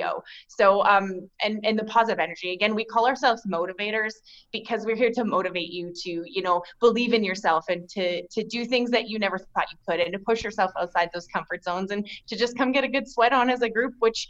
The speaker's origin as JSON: {"language": "English", "town": "Yorkton", "region": "Saskatchewan", "country": "Canada", "tie": "born or raised there", "also_born_or_lived": "Nokomis, Saskatchewan", "said": "I grew up in Yorkton. Like, we moved to Yorkton when I was 3 and a half. So I've spent the majority of my life here in Yorkton"}